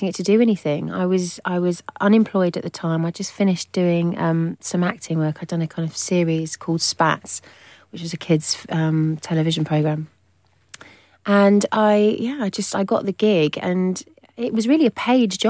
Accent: Hove, South East England, United Kingdom; I came from Brighton in a really modest little semi-detached house in Hove.

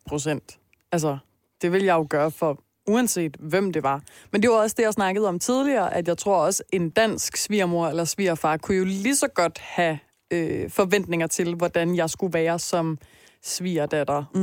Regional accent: Denmark; jeg i hvert fald som dansker

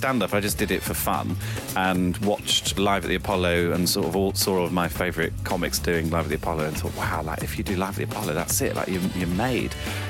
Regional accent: Birmingham, West Midlands, United Kingdom; the Symphony Hall in Birmingham, which I've never played before. It's my hometown

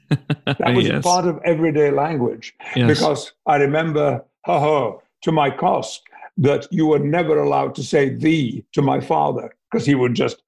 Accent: Yorkshire and the Humber, United Kingdom; accent: Yorkshire; I'm looking forward to being a Yorkshireman again. Although I have to say, my family who still live in Yorkshire, they tell me that my Yorkshire accent is now dreadful.

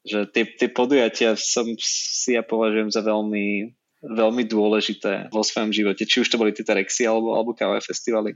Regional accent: Nitra, Nitra Region, Slovakia; pochádzam z Nitry, som hrdý Nitrančan, a vnitra som aj študoval

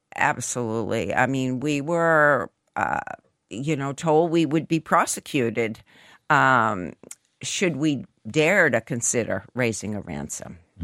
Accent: United States

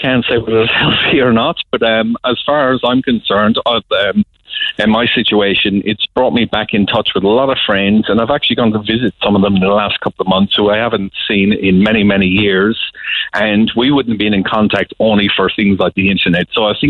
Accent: Cork, Munster, Ireland; You know, I'm from Cork and I've been big into music over my years

